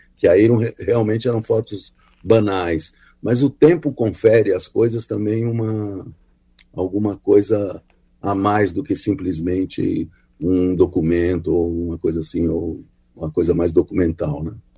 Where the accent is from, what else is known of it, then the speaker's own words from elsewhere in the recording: São Paulo, Brazil; eu morei, eu nasci no Bom Retiro, né, que era um bairro urbano, de um gueto judaico e tal